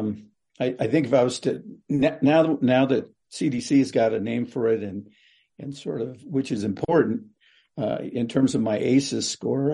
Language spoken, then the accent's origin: English; Kewa Pueblo, New Mexico, United States; I'm from Kiwa Pueblo in New Mexico.